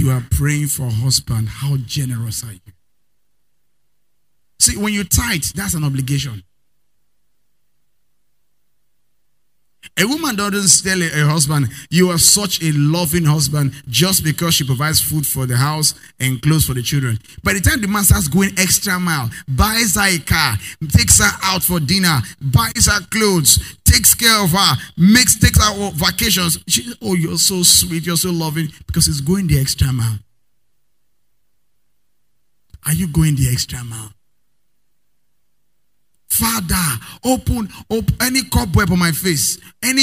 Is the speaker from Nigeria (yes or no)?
yes; Nigeria; I'm a Nigerian woman.